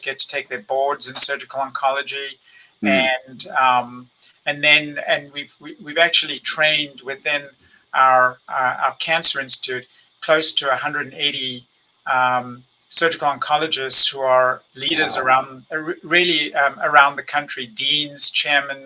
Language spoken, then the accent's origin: English; South Africa; moved away as an adult; now in United States; I'm originally from South Africa. I went to medical school there. I left in the mid 1980s